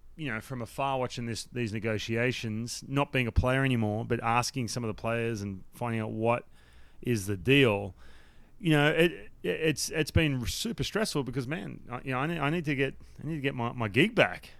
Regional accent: Newcastle, New South Wales, Australia; moved away as an adult; I grew up, I grew up in Newcastle, so, like, to, if you drive, if you fly into Sydney, you drive two hours up the coast

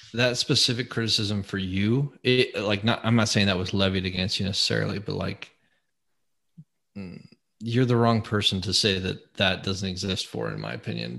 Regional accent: Colorado, United States; born or raised there

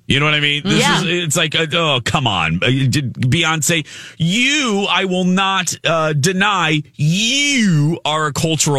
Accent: Indiana, United States; my hometown of Indiana

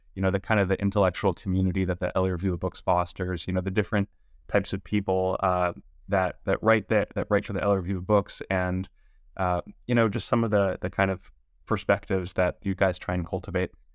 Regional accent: Los Angeles, California, United States; I was born and raised in Los Angeles

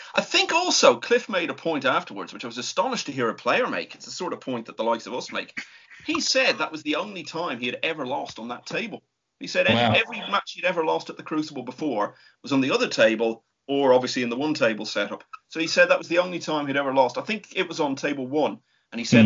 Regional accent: Ireland; being an Irishman

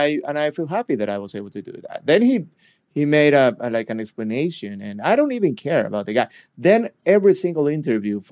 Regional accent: Venezuela; now in Parkland, United States; I'm from Venezuela, then I moved to United States, and then I decided to move to Parkland

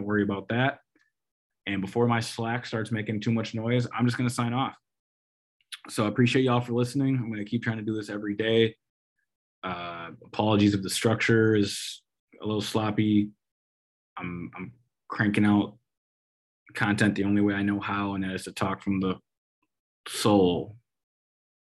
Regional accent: Minnesota, United States; I'm from Minnesota

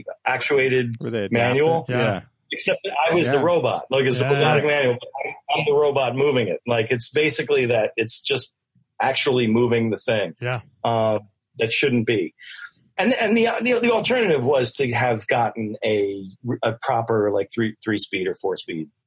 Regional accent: Westchester, New York, United States; I didn't live in the city. So, I mean, I grew up in Westchester

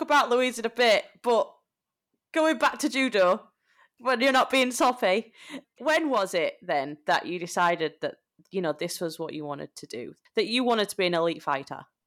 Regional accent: Yorkshire and the Humber, United Kingdom; moved away; We are both traitors of our beloved Yorkshire

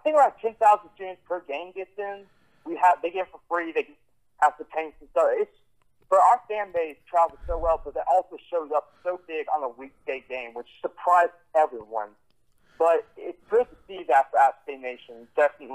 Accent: North Carolina, United States; I'm from North Carolina

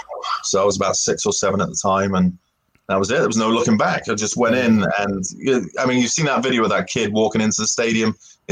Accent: Swindon, South West England, United Kingdom; Yeah, so I'm not from East London, as you might be able to tell from the accent anyway, but I'm from Swindon originally, so about an hour west of London for the Americans tuning

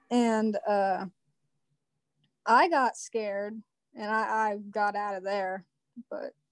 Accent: Southeastern Ohio, United States; I'm also from Southeastern Ohio.

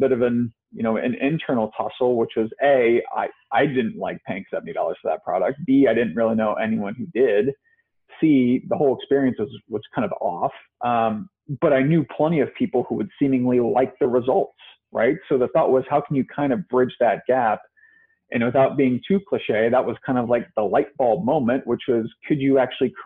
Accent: Ohio, United States; also born or lived in Chicago / San Francisco; now in New York, United States; I'm kind of from Ohio, I was living in Chicago at the time.

